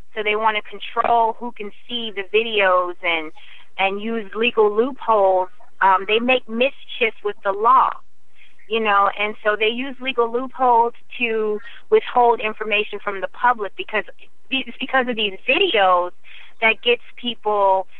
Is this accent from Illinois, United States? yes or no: no; Iowa, United States; I grew up in Iowa, 97% white